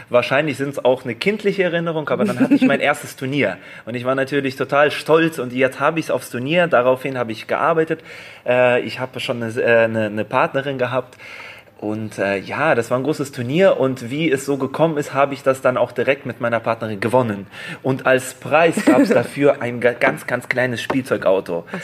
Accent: Saint Petersburg, Russia; born there; geboren bin ich in St. Petersburg, also auch in Russland

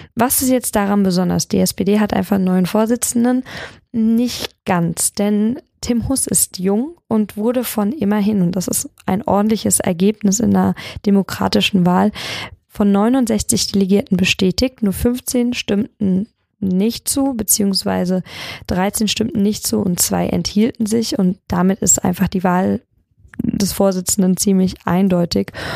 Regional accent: Darmstadt, Hesse, Germany; bei uns in Darmstadt

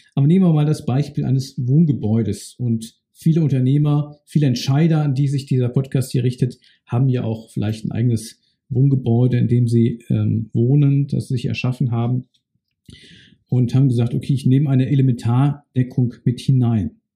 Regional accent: Bad Neuenahr-Ahrweiler, Rhineland-Palatinate, Germany; Meine Heimatstadt ist Bad Neuenahr-Ahrweiler. Ich bin dort aufgewachsen

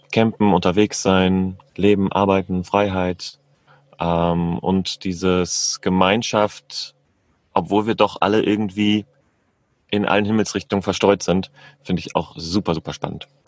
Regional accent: Northern Germany, Germany; ich bin 40 Jahre jung, ich komme ursprünglich aus Norddeutschland, bin in meinem Leben schon ganz schön viel durch die Gegend gereist

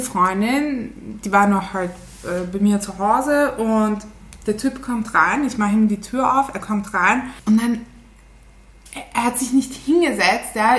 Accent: Turkey; ich bin eine echte Türkin

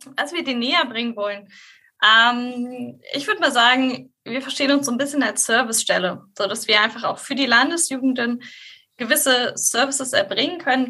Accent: Hildesheim, Lower Saxony, Germany; ich komme ursprünglich äh, aus Hildesheim

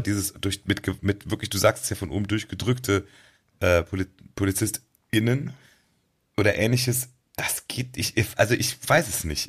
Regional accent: Germany; bei uns in Deutschland

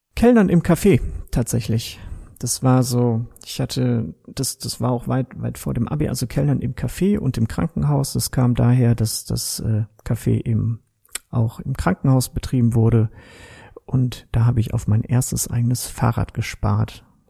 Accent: Kevelaer, North Rhine-Westphalia, Germany; now in Straelen, Germany; Geboren in Kevlar, mittlerweile aber wohnhaft in Strahlen am schönen Niederrhein

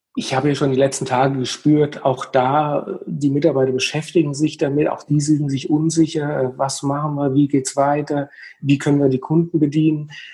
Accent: Hüttenberg, Hesse, Germany; ich komme aus Hüttenberg bei Gießen, das ist im schönen Mittelhessen

